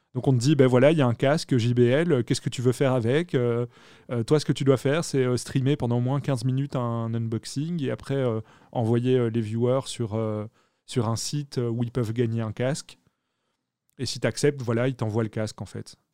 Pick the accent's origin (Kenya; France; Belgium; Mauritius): Belgium; je suis belge, donc je dis pas Twitch.